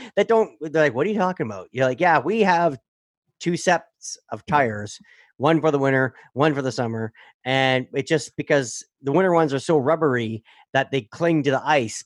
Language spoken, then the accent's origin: English; Sudbury, Ontario, Canada; I grew up in Sudbury